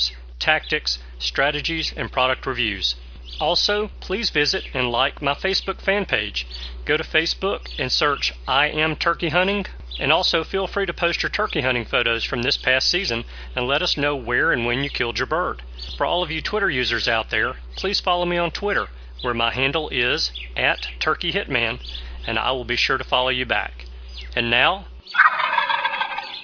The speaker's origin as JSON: {"language": "English", "region": "Alabama", "country": "United States", "said": "my home state of Alabama"}